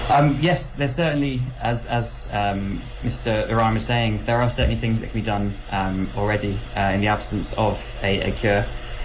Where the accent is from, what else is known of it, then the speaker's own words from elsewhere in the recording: United Kingdom; now in Paris, France; I'm currently in Paris, but I'm British by upbringing.